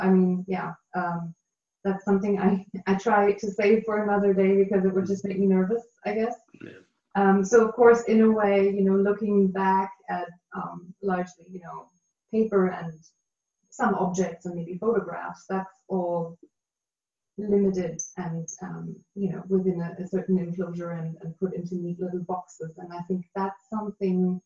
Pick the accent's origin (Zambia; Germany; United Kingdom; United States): Germany; Berlin; my hometown, my city of Berlin